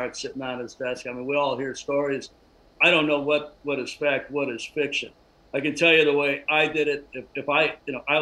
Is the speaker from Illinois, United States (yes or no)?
yes; Chicago, Illinois, United States; moved away; the team I grew up with, the team I started working with in my hometown team, the Cubs